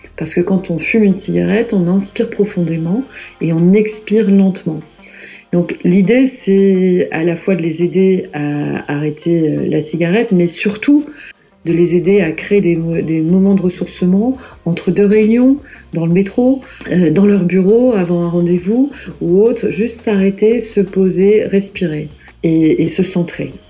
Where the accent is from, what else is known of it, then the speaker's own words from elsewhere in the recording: Lille, Hauts-de-France, France; je suis originaire de Lille